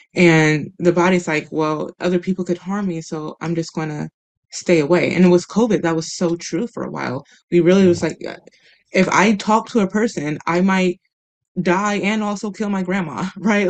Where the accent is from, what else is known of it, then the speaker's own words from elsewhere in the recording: Midwest, United States; moved away; growing up in the Midwest, where there's a lot of different opinions, and we do have these conversations pretty regularly, or at least we did when I was there